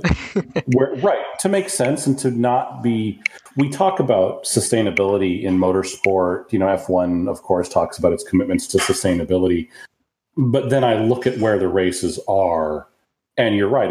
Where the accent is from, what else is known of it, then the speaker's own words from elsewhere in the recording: United States; also born or lived in Japan / Mobile, Alabama; I'm an American